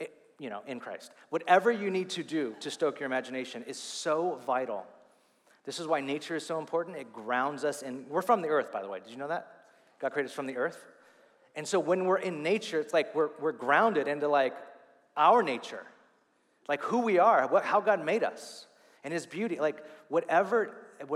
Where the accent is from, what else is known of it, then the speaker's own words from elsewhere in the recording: California, United States; moved away; I'm still a Californian, like deep down.